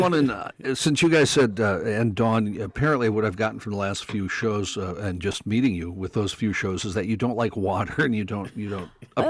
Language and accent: English; Mandan, North Dakota, United States; When I grew up in Mandan, North Dakota